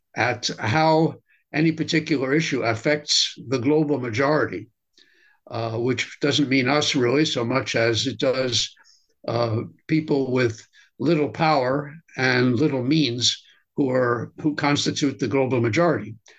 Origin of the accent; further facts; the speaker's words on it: United States; I'm an American